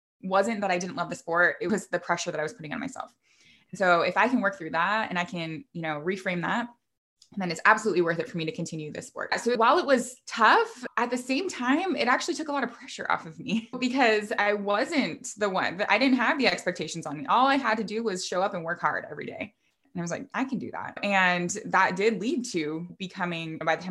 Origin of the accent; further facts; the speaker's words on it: Vancouver, Washington, United States; moved away as an adult; my husband and I relocated back to where we grew up here in Vancouver, Washington